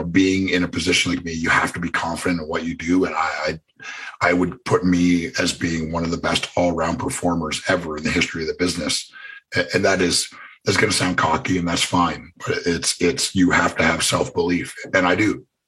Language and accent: English; Canada; Cause my gimmick was, I didn't say anything and I was from Canada.